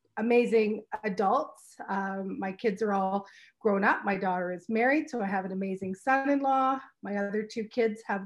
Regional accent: Brantford, Ontario, Canada; also born or lived in Hamilton; I raised in Brantford. Brantford is my hometown.

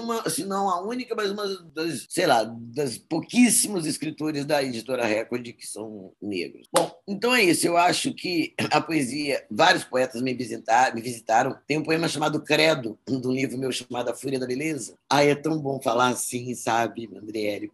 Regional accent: Espírito Santo, Brazil; no Espírito Santo, sou capixaba mesmo, sou capixabista

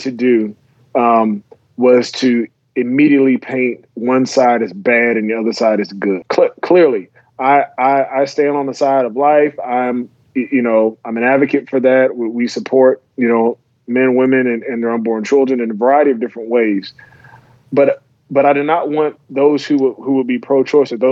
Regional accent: South Carolina, United States; moved away; also born or lived in Virginia; I went to high school in South Carolina after moving there from Virginia

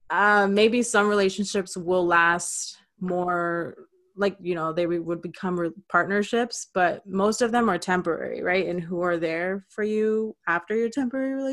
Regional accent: Clearwater, Florida, United States; moved away as an adult; now in Miami, United States; i experienced it when i moved from Clearwater to Miami.

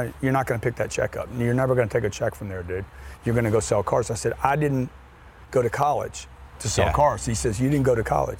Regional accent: Lake Charles, Louisiana, United States; In Lake Charles, Louisiana, a refinery town.

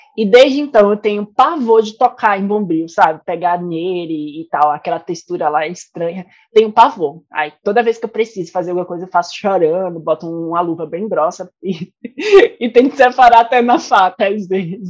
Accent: Recife, Pernambuco, Brazil; moved away; also born or lived in Goiás; de onde eu vim, né? Do meu país, Recife

